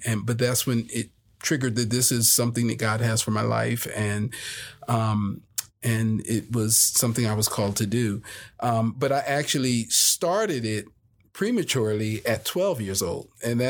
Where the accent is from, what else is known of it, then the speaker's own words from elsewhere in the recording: New Jersey, United States; now in Las Vegas, United States; From New Jersey. So I'm from the Philly, South Jersey area.